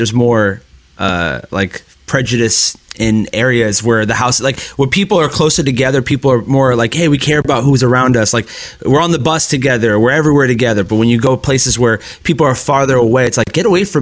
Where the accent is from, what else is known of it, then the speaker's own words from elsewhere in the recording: Miami, Florida, United States; being in South Florida, raised in Miami my whole life